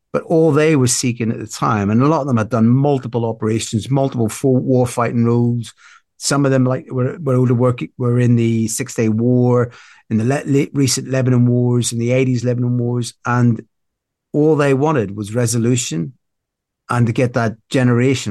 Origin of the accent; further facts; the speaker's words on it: Belfast, Northern Ireland, United Kingdom; now in South West England, United Kingdom; I grew up in Belfast